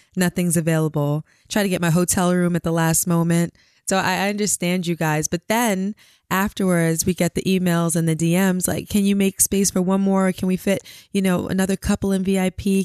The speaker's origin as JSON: {"language": "English", "town": "New York City", "region": "New York", "country": "United States", "tie": "born or raised there", "also_born_or_lived": "Queens / Long Island", "said": "I'm originally from Brooklyn."}